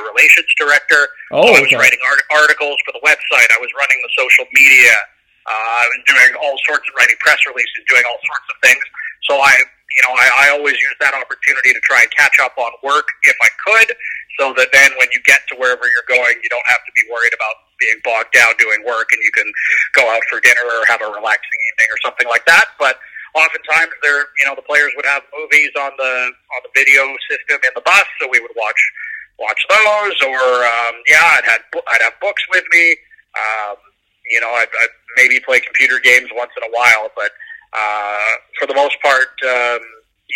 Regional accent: Coquitlam, British Columbia, Canada; I grew up in Coquitlam

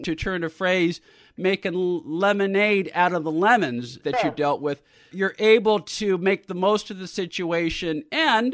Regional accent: San Francisco, California, United States; I grew up in San Francisco

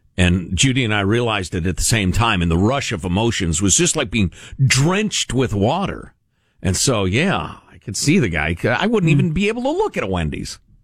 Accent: Chicago, Illinois, United States; growing up in Chicagoland

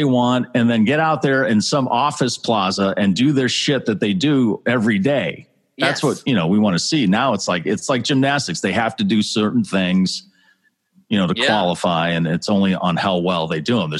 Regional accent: Massachusetts, United States; Plus, we're from Massachusetts, which is so we're massholes.

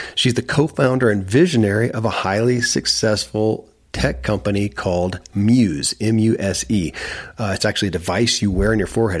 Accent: Kentucky, United States; born or raised there

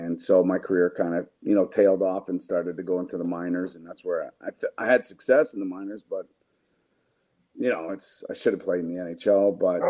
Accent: Canada; now in United States; I'm from Canada

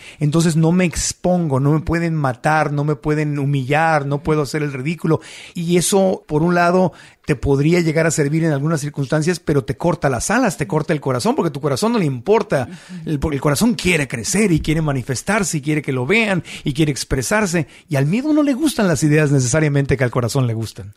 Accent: Mexico City, Mexico; also born or lived in Tijuana, Baja California; Yo soy tijuanense, pero crecí mucho tiempo en la Ciudad de México

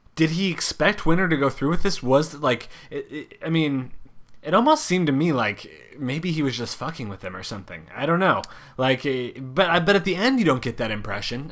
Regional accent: Oregon, United States; in my home state of Oregon

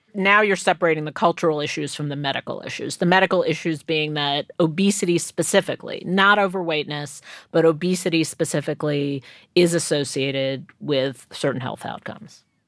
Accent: New York City, New York, United States; I grew up in Queens

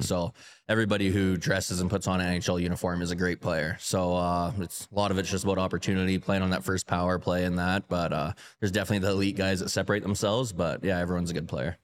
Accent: Calgary, Alberta, Canada; moved away; Calgary's my hometown

